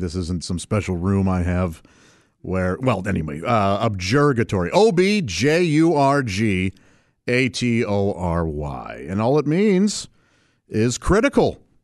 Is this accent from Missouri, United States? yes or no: yes; St. Louis, Missouri, United States; moved away; When I grew up in Saint Louis